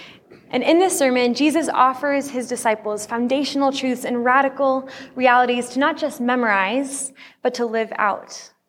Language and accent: English; Turkey; While growing up in Turkey as a missionary kid, I attended Turkish school for much of elementary school.